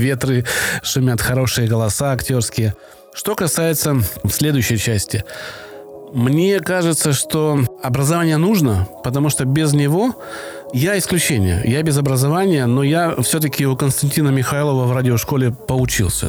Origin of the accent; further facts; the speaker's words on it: Krasnodar Krai, Russia; accent: Kuban soft g; у меня вот мягкое «г», да, кубанское. Я с Кубани